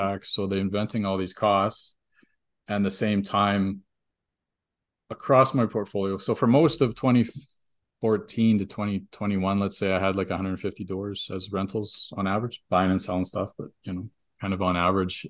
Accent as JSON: {"language": "English", "country": "Canada", "said": "we're Canadian"}